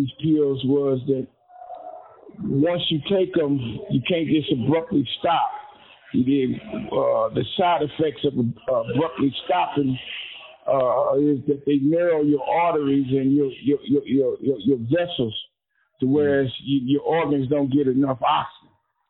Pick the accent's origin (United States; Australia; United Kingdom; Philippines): United States; Indianapolis, Indiana; I was born in Indianapolis, Indiana, 1959, 11/17.